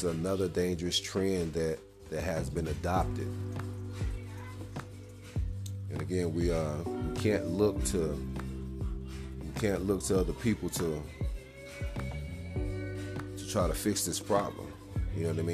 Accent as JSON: {"language": "English", "town": "West Point", "region": "Mississippi", "country": "United States", "tie": "born or raised there", "moved": "yes", "lives_now": "Denver, United States", "said": "I'm originally from Mississippi"}